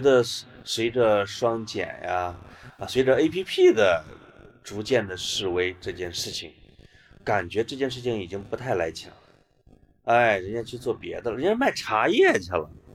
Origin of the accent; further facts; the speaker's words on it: Puyang, Henan, China; moved away; 我还是小普州的孩子